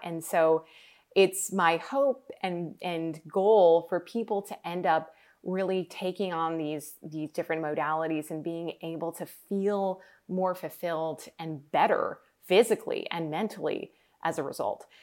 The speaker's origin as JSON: {"language": "English", "region": "New York", "country": "United States", "tie": "born or raised there", "said": "I grew up in New York"}